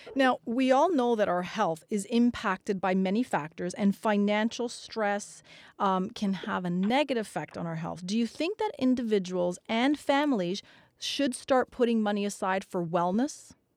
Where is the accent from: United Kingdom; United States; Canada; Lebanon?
Canada; We're Canadian